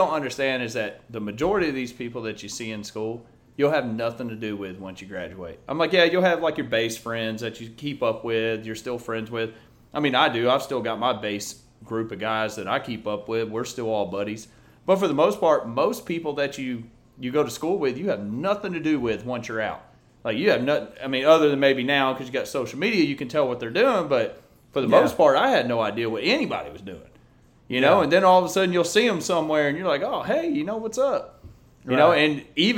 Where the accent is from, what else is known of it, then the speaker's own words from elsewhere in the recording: Red Oak, Texas, United States; I went to Red Oak